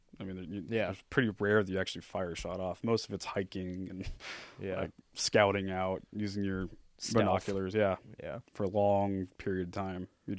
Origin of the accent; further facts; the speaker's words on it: Newport Beach, California, United States; born there; I was born in Newport Beach, California.